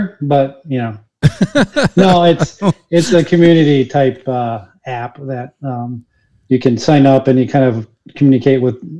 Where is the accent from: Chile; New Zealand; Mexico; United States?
Chile; born there; I mentioned I was born in Chile